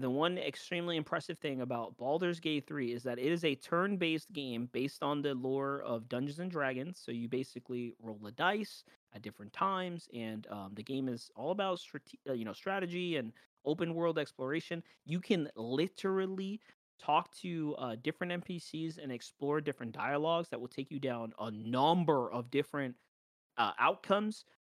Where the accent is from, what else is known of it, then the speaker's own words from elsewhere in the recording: New York, United States; Right, I'm from New York. Like the game's based in New York.